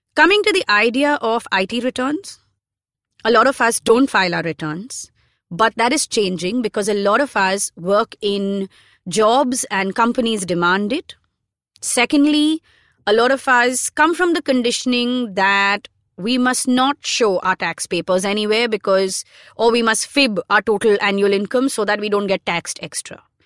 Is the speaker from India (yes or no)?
yes; India; being Indian passport holders